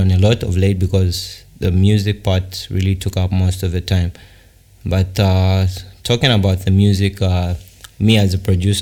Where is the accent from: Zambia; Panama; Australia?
Zambia; Kalulushi, Copperbelt Province; I'm a male from Kalulushi, born and bred in Kalulushi